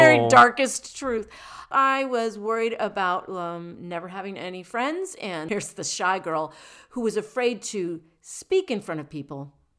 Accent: Rockford, Illinois, United States; born there; I was born in Northern Illinois

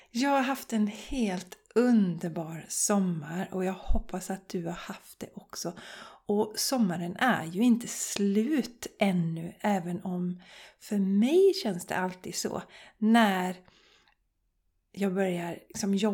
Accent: Borås, Västra Götaland, Sweden; Vi var bland annat i Borås som är min hemstad. Jag är uppväxt i Borås och jag visade mina smultronställen för Charlie.

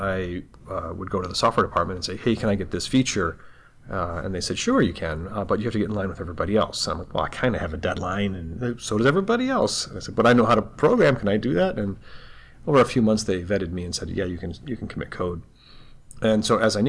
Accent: Troy, Michigan, United States; now in Los Angeles, United States; really from Troy

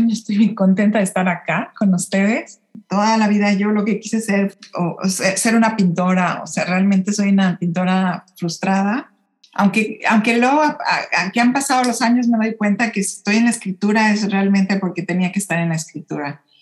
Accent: Mexico City, Mexico; Claro, sí, yo, yo nací y crecí en la Ciudad de México em, y siempre hubo ahí algo como, como un poquito de incomodidad

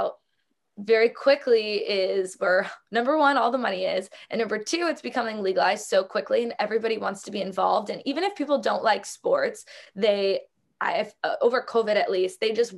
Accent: South Florida, United States; I grew up in South Florida.

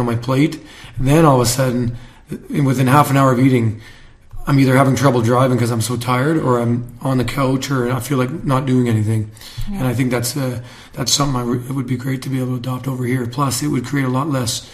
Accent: Canada; we're Canadian

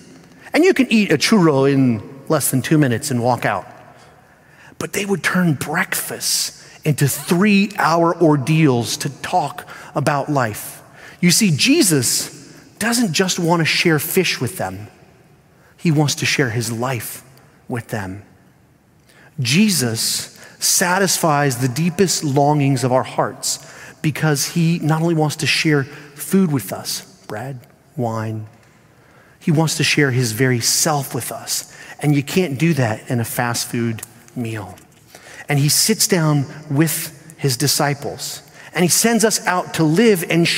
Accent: Spain; And I had the privilege of not just being brought up in an American home, but I was brought up overseas in Spain.

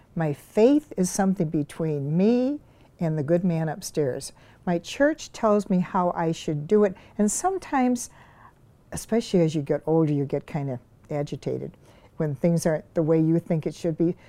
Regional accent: Glenview, Illinois, United States; now in Elm Grove, United States; I grew up in Glenview, Illinois, which is a western suburb of Chicago

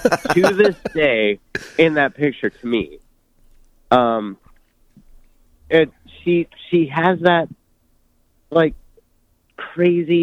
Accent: Acapulco, Guerrero, Mexico; I was born in Acapulco

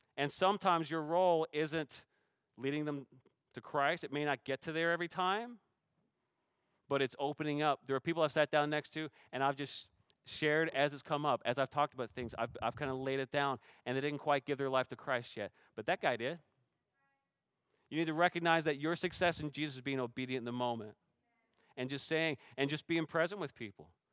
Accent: Canada; now in Shoreline, United States; I'm Canadian

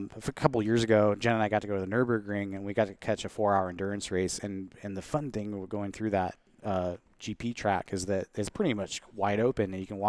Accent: Everett, Washington, United States; also born or lived in Seattle / Arlington, Washington; I'm from the Seattle area. I grew up, you know, I was born in Seattle and grew up in Everett, and then eventually moved up to Arlington and graduated high school there

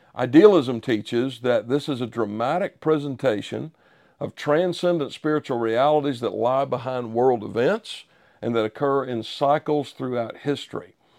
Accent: United States; as a Westerner, as an American who had, until that moment, enjoyed the relative security of living here

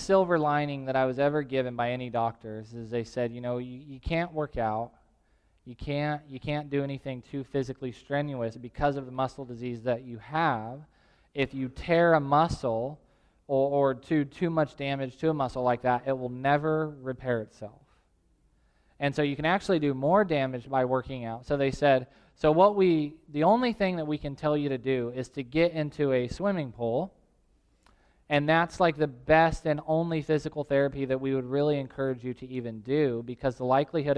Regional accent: Tulare, California, United States; now in Visalia, United States; the house that I grew up in Tulare

